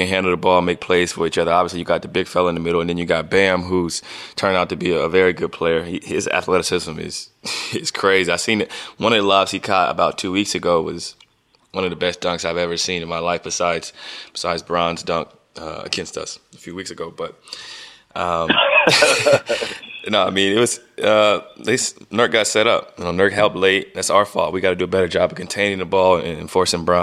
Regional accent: Ohio, United States; my home state

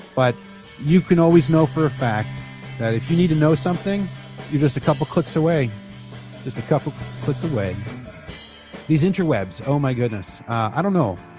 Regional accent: Canada; I'm Canadian

